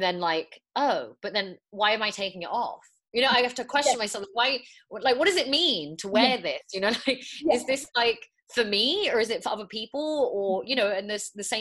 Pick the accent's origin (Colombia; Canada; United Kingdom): United Kingdom; England; also born or lived in Morocco (ancestry); in England, you know, I know that my identity isn't British. Like, I'm British by birth, but not British by ethnicity